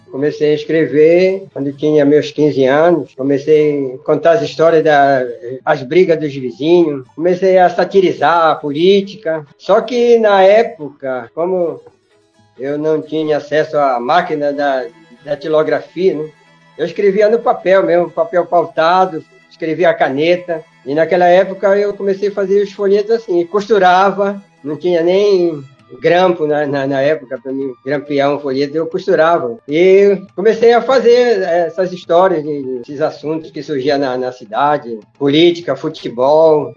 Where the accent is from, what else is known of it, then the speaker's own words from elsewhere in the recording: Breves, Pará, Brazil; moved away; eu ia lá para minha cidade onde eu morava, né, que eu nasci lá em Breve